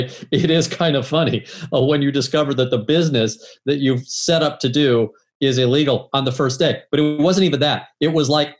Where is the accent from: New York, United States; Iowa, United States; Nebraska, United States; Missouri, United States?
Missouri, United States; St. Louis; We're both from St. Louis